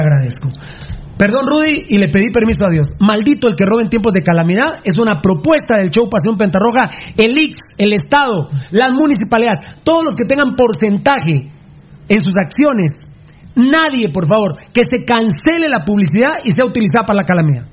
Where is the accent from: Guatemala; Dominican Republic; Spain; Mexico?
Guatemala; also born or lived in Amatitlán; como guatemalteco